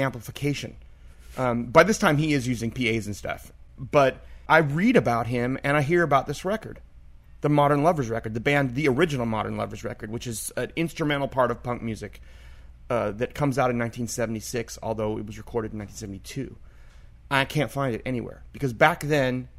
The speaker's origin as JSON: {"language": "English", "town": "Berkeley", "region": "California", "country": "United States", "tie": "born or raised there", "said": "I'm growing up in Berkeley"}